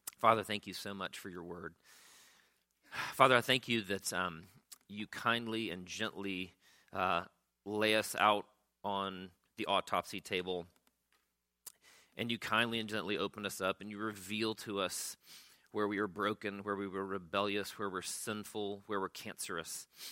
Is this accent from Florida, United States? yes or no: yes; Pensacola, Florida, United States; my own childhood growing up in Pensacola, Florida